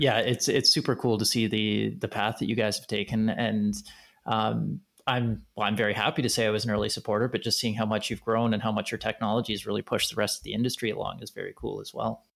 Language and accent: English; Canada; being a Canadian as well